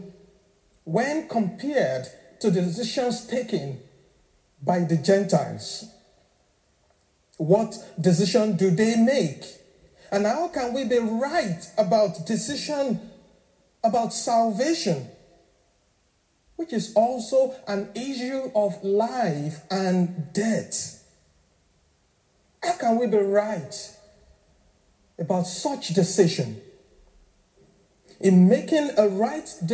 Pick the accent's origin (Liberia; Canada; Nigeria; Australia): Nigeria; now in Northern Ireland, United Kingdom; I'm originally from Nigeria, so I'm African.